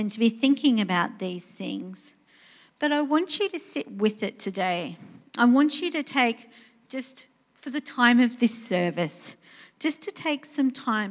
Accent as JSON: {"language": "English", "country": "Australia", "said": "I'm Australian"}